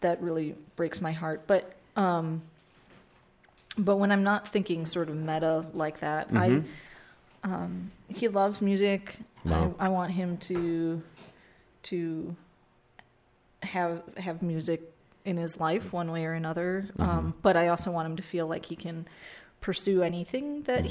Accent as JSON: {"language": "English", "town": "Milwaukee", "region": "Wisconsin", "country": "United States", "tie": "born or raised there", "said": "I grew up in Milwaukee in the 80s"}